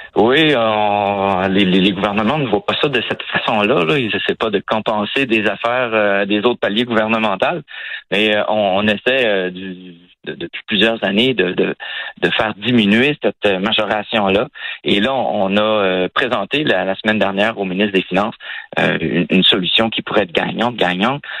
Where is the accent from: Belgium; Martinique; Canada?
Canada; Quebec; chez nous, au Québec